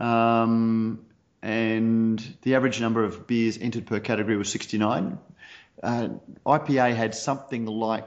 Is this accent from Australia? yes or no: yes; Australia